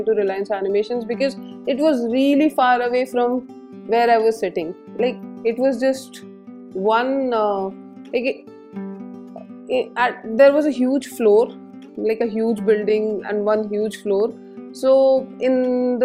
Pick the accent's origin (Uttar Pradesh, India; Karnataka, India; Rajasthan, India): Rajasthan, India; Jaipur; I was born and brought up in Jaipur